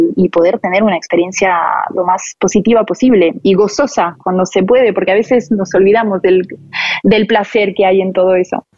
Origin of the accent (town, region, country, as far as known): Paris, Île-de-France, France; born or raised there; moved away as an adult; also born or lived in Buenos Aires, Argentina; now in Barcelona, Spain